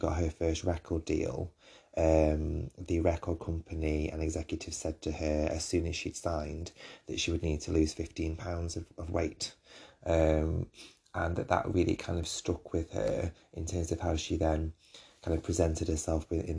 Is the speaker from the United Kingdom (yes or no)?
yes; United Kingdom; this is me being British